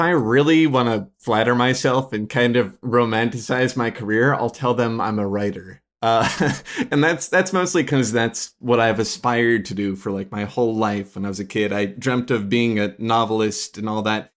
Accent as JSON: {"language": "English", "area": "Chicagoland area", "region": "Illinois", "country": "United States", "tie": "born or raised there", "also_born_or_lived": "Rochester, Minnesota", "said": "I was born in Rochester, Minnesota, but I was there for, like, all of five minutes or something before my parents whisked me away to, uh, Illinois in the Chicagoland area"}